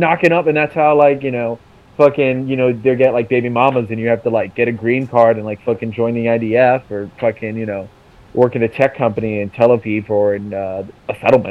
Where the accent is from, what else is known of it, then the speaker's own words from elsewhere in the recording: Hillsborough, North Carolina, United States; also born or lived in Israel; I've literally grown up in, you know, Durham, North Carolina, all my life. Or not even Durham, Hillsboro, which is a tiny fucking town right next door.